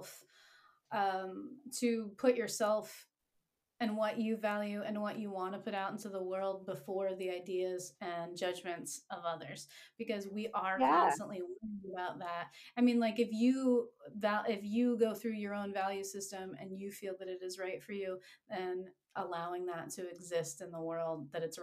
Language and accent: English; the Appalachians, United States; I grew up like in the Appalachians, and folklore is really important there